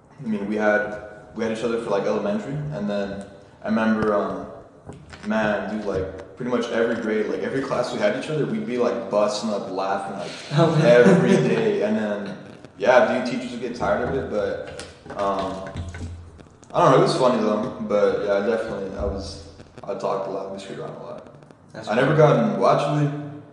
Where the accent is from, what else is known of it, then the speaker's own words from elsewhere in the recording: Garden Grove, California, United States; also born or lived in Anaheim; I was born right here, man. I mean, not in the house, but Garden Grove. Actually, I think I was born in Anaheim Hospital, not Garden Grove. But I've lived here my whole life.